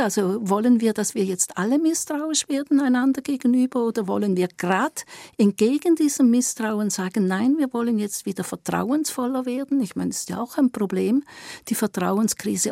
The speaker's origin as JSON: {"language": "German", "region": "Eastern Switzerland", "country": "Switzerland", "said": "ich bin auch eine Schweizerin und ich komm aus der Ostschweiz."}